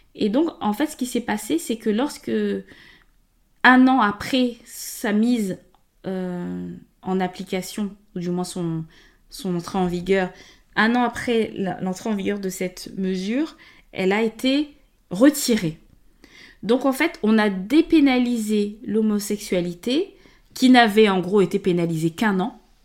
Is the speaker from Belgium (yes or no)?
no; Gabon; moved away as an adult; now in France; donc moi, je suis née et grandie au Gabon. Euh, et je suis venue en France, je suis arrivée en 2007